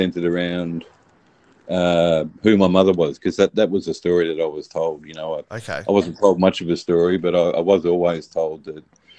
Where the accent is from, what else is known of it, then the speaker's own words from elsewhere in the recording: Melbourne, Victoria, Australia; I was born here in Australia, in Melbourne, and my folks were classic Poms who moved here for a happier life